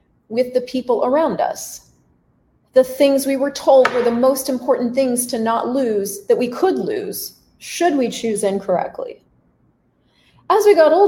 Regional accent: United States; moved away as an adult; also born or lived in Canada; now in Latin America; So as an American, yes, I'm American. I was living in Canada for 12 years, but I'm an American. As an American living in Latin America

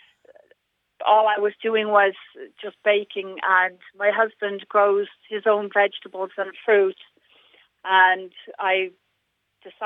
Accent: Dublin, Leinster, Ireland; moved away; also born or lived in Thomastown; I'm from Dublin initially

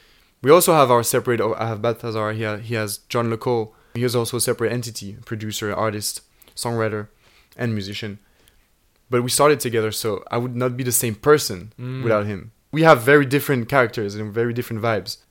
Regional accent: Switzerland; moved away as an adult; now in London, United Kingdom; we're two guys from Switzerland

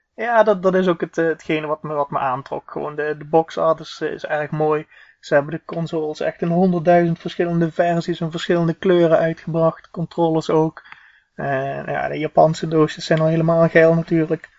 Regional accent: southern Netherlands, Netherlands; accent: hard G; ik kom eh, uit het zuiden van het land, zoals je wellicht hoort aan mijn hele harde G

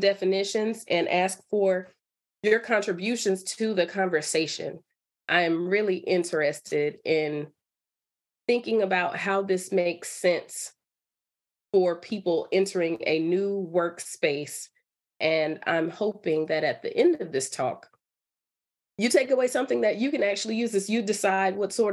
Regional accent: Durham, North Carolina, United States; moved away as an adult; also born or lived in Michigan; I'm from North Carolina. I'm from Durham, so I am local.

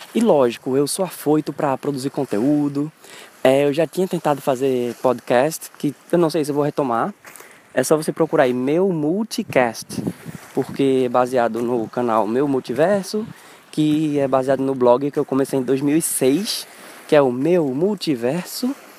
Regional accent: Pernambuco, Brazil

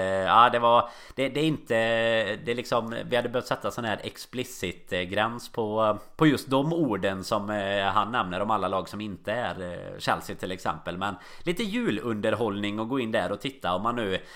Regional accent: Sweden; now in Liverpool, United Kingdom

